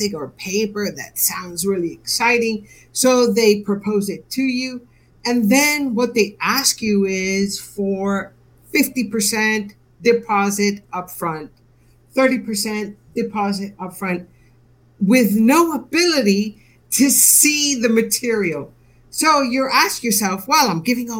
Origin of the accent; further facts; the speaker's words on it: United States; moved away as an adult; now in United Kingdom; my heart is from the U.S. I moved to the U.K., some years ago. So I'm an American, moved to the UK